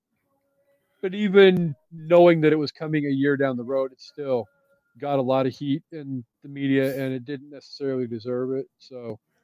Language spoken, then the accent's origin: English; Aberdeen, Washington, United States; he grew up in my hometown